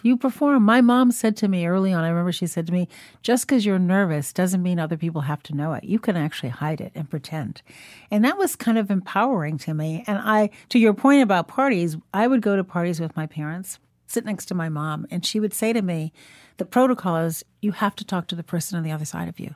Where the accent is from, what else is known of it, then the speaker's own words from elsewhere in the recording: Chicago, Illinois, United States; also born or lived in Shiraz, Iran; Growing up in Chicago